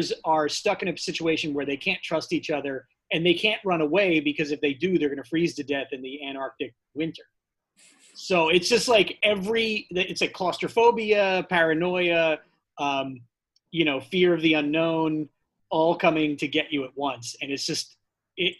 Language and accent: English; Drexel Hill, Pennsylvania, United States; now in New York, United States; I am from Drexel Hill, Pennsylvania